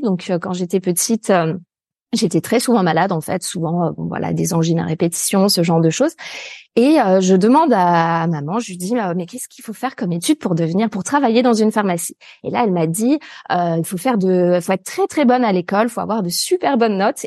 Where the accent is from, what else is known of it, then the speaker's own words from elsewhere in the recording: near Lyon, Auvergne-Rhône-Alpes, France; also born or lived in Paris; là où je suis actuellement, d'ailleurs, c'est en pleine nature, en fait, euh, à la campagne, alors proche d'une ville un peu plus grande euh, qui est euh, Lyon